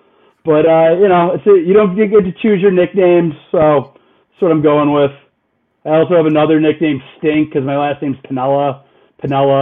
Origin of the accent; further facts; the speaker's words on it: Utica, New York, United States; moved away as an adult; also born or lived in San Diego; now in Las Vegas, United States; I'm from Utica, you know, grew up in Utica, went to St. Bonaventure, and, you know, made my way out to the West Coast